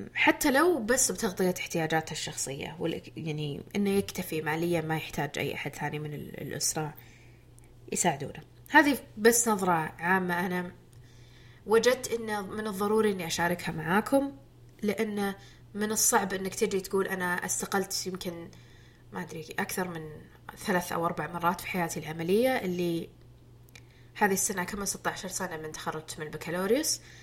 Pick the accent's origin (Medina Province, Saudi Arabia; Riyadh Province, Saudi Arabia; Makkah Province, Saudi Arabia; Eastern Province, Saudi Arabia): Eastern Province, Saudi Arabia; Jubail; اعمل في مدينتي